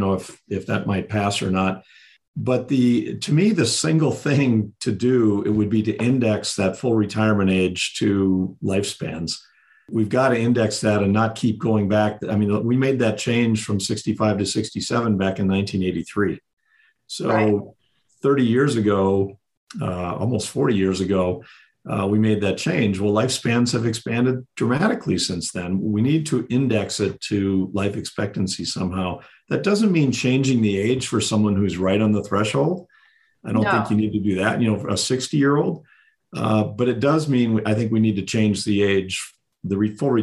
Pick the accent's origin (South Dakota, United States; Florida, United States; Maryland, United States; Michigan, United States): South Dakota, United States; moved away as an adult; now in Colorado, United States; I was born and raised in South Dakota